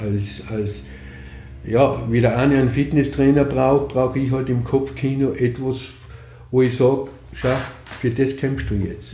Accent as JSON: {"language": "German", "country": "Austria", "tie": "born or raised there", "also_born_or_lived": "Vienna, Austria", "moved": "as an adult", "lives_now": "Lienz, Austria", "said": "Ich bin aufgewachsen im Grafnanger, habe da meine Jugend verbracht, bis ich dann noch beruflich äh, nach Wien gegangen bin."}